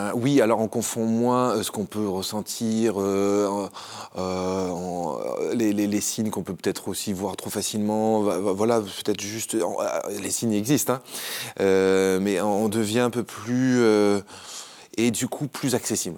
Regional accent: Haut-Var, Provence-Alpes-Côte d'Azur, France; une famille lambda qui grandit dans le Haut-Var

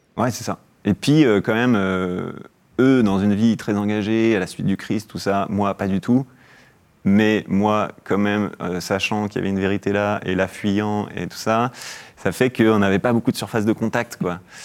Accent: Mâcon, Bourgogne-Franche-Comté, France; also born or lived in Algeria; j'ai grandi en Bourgogne, à Mâcon

